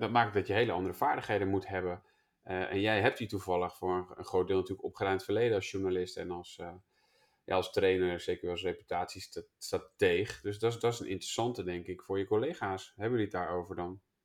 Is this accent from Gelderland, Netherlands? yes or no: no; Twente, Overijssel, Netherlands; ik kom zelf ook uit Twente